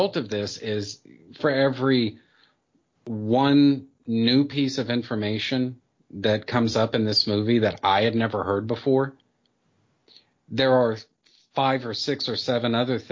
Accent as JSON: {"language": "English", "country": "United States", "said": "for me as an American"}